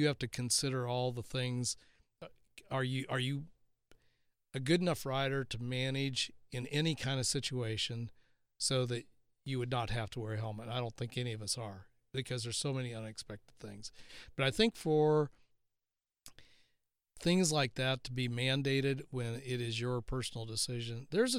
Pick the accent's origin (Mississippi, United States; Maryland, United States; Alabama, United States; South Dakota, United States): South Dakota, United States; I can remember as a kid growing up in South Dakota